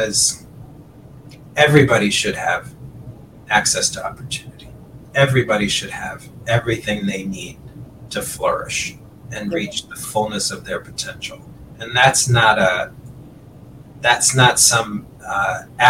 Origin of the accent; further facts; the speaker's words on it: Creve Coeur, Missouri, United States; also born or lived in North St. Louis; build a house in Creve Coeur. And that's where I grew up.